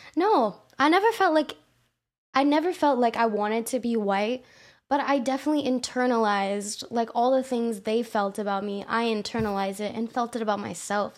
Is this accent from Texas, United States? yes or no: yes; Houston, Texas, United States; I was born in Houston, you know, H-Town